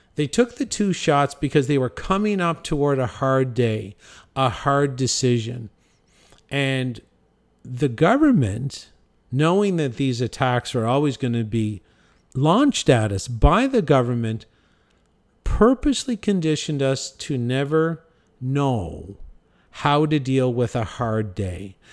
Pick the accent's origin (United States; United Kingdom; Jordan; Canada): Canada; our natural death rate in my hometown in Canada is five hundred